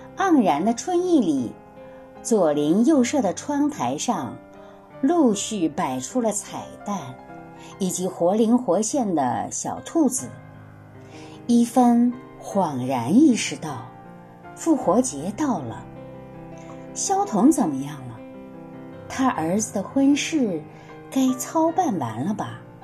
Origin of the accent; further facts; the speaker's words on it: Shangqiu, Henan, China; moved away as an adult; now in Vienna, Austria; 我的老家河南商丘